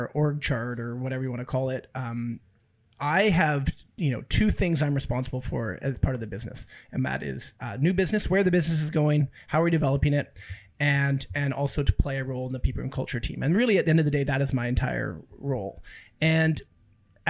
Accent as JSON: {"language": "English", "town": "Abbotsford", "region": "British Columbia", "country": "Canada", "said": "we're from Abbotsford"}